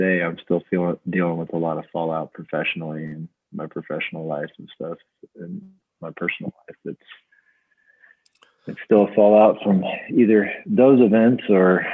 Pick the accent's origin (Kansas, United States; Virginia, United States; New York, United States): Kansas, United States; Salina; also born or lived in Creve Coeur, Missouri; my mom brought me back here when she decided not to give me up for adoption